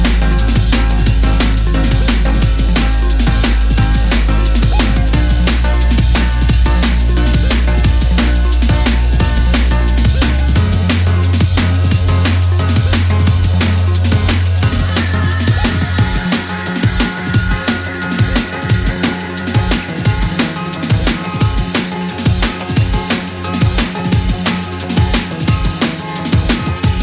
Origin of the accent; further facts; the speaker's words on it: Budapest, Hungary; Budapest. My hometown representing